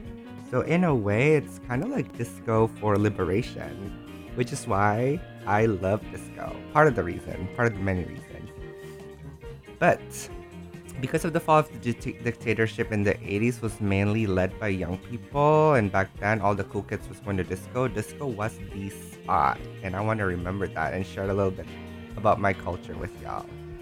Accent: Jakarta, Indonesia; I'm Indonesian. I grew up in Jakarta.

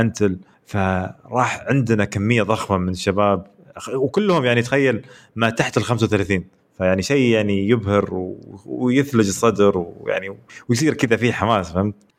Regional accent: Saudi Arabia; احنا كشعب سعودي

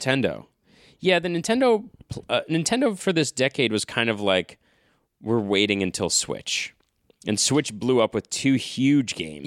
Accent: New England, United States; growing up in New England

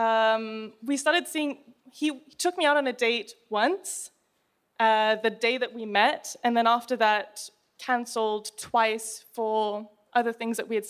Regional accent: England, United Kingdom; I was born in England

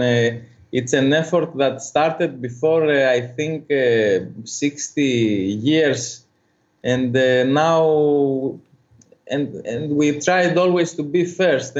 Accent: Corfu, Ionian Islands, Greece; English is a second language; I was born in Corfu. It's an island northwest of it's the northwestern island of Greece

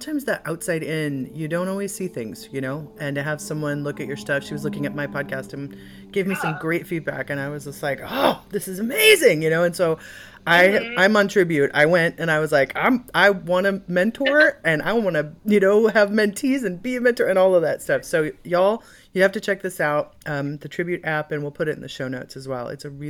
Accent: Chicago, Illinois, United States; moved away; I'm from Chicago, Midwest originally.

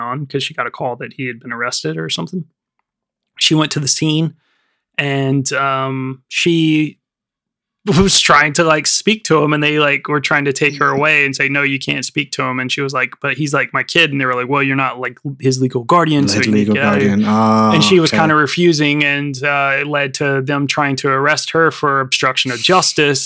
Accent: United States; born or raised there; now in United Kingdom

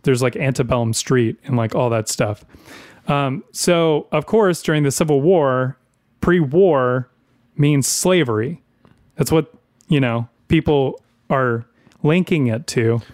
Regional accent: the South, United States; I grew up in the South my entire life

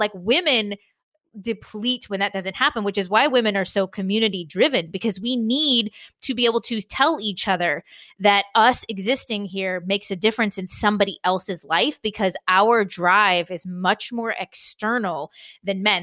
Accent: San Diego, California, United States; moved away; I'm from San Diego, California, for the most part, and that's where my parents live.

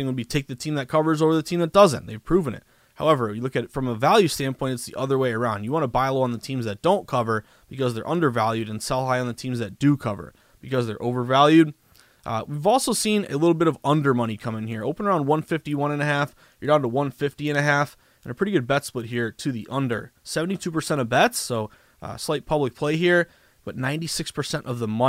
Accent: the Berkshires, Western Massachusetts, United States; moved away as an adult; also born or lived in Vermont / Boston, Massachusetts; I was born and raised in Western Mass in the Berkshires

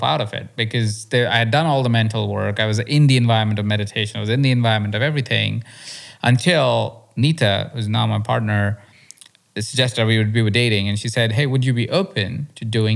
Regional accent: India; moved away; also born or lived in Malaysia; I grew up in India where it's even more intense

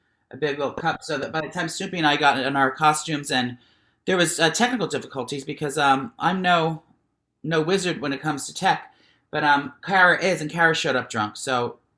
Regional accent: Cincinnati, Ohio, United States

